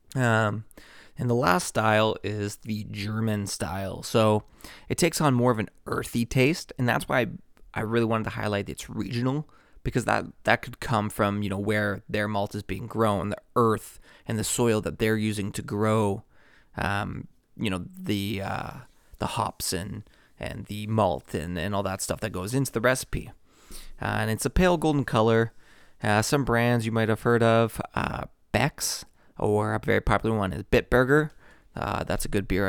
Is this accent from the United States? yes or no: no; Toronto, Ontario, Canada; Toronto, Ontario, Canada. So, pretty much my hometown